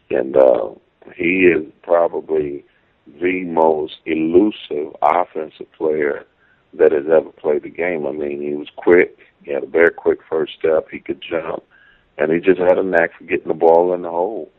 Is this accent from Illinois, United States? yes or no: yes; Chicago, Illinois, United States; moved away as an adult; also born or lived in San Diego; I was away from Chicago and away from home